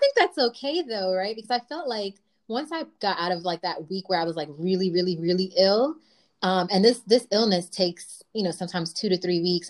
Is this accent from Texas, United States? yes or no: no; New York, United States; my hometown, New York